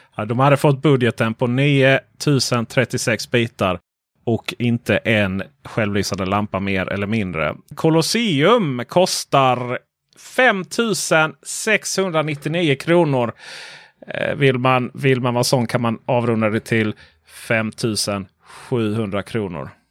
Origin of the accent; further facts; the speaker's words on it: Sweden; vår fördom som svenskar